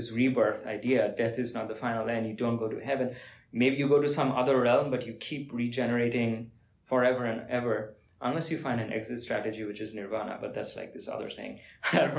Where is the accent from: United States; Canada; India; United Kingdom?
India; I'm from India